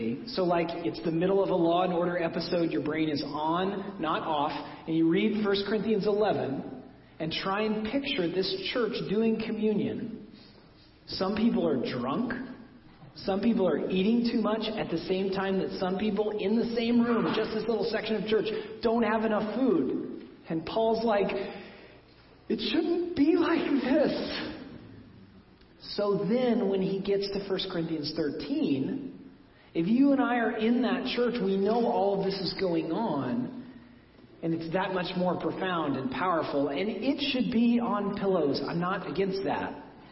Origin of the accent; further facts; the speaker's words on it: Oklahoma, United States; moved away; my home state of Oklahoma